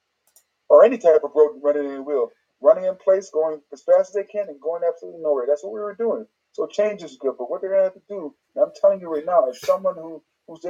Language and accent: English; Syracuse, New York, United States; I'm from Syracuse. I went to JD High School